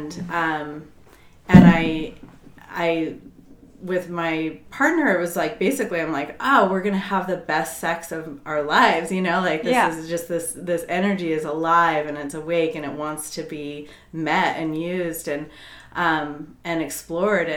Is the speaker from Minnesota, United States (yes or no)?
no; Colorado, United States; moved away as an adult; also born or lived in Virginia; I grew up in Colorado